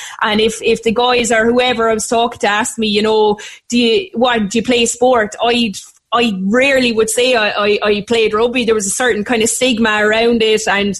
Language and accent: English; Limerick, Munster, Ireland; moved away as an adult; now in Cork, Ireland; I'm from Limerick, so there's a mad mix of accents in the, and I've lived in Cork for 11 years